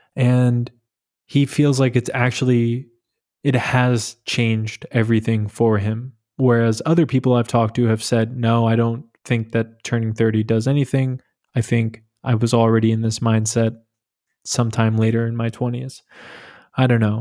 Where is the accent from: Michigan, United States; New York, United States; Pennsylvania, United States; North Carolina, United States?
New York, United States; moved away as an adult; now in Berlin, Germany; I'm from New York. I moved to Berlin in April twenty twenty